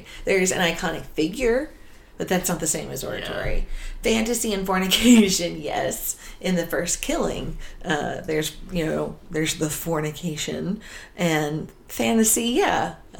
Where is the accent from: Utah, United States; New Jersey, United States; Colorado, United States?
New Jersey, United States; near Voorhees; I grew up in near Voorhees, New Jersey.